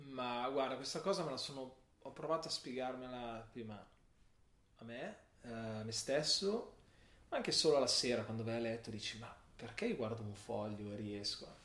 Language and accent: Italian; Milan, Lombardy, Italy; a Milano. Cultura non particolarmente milanese, avendo genitori del sud, quindi mi sento...